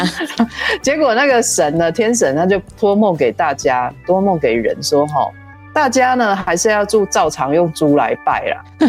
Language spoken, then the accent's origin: Chinese; Yunlin County, Taiwan; 人家我们园林人就是七月半也有类似的活动